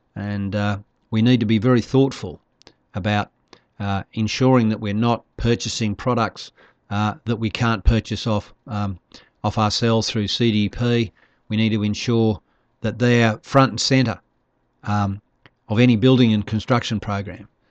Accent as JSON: {"language": "English", "town": "Darwin", "region": "Northern Territory", "country": "Australia", "also_born_or_lived": "Broome", "said": "I'm from Darwin. I live in the, the tropics"}